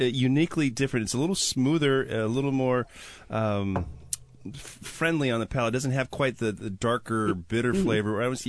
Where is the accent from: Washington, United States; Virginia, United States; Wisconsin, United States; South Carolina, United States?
Wisconsin, United States; I'm from Wisconsin.